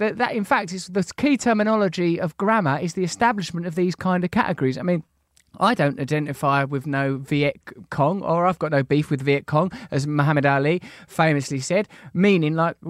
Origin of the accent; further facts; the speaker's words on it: England, United Kingdom; Yeah, come on. We're English.